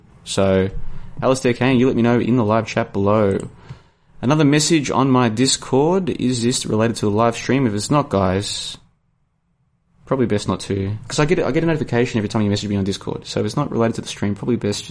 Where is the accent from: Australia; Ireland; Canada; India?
Australia; I'm from Australia.